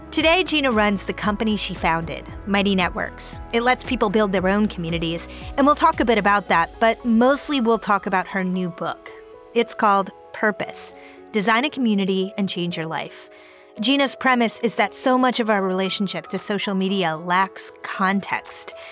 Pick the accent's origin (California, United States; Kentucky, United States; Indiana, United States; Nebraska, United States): California, United States; Cupertino; I grew up in Cupertino.